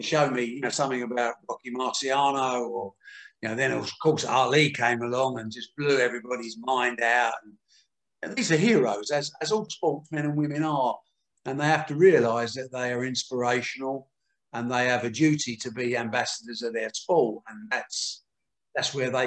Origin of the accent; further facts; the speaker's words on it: Dagenham, London, United Kingdom; I was born in Dagenham in the East End of London